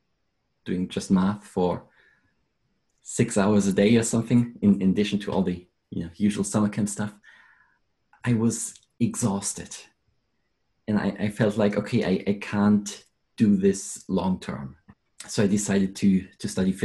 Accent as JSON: {"language": "English", "country": "Germany", "moved": "as an adult", "lives_now": "London, United Kingdom", "said": "I'm originally from Germany"}